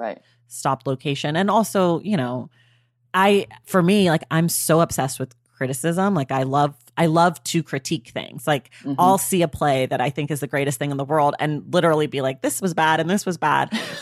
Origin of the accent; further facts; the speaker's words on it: Oakland, California, United States; accent: valley girl; I'm from California. Okay. Leave me alone. This is how we talk.